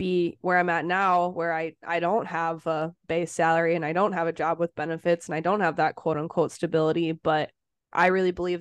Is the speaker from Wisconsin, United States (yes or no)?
yes; Wisconsin, United States; moved away as an adult; I lived in Wisconsin my whole life. It's all I knew, was being an hour away from my hometown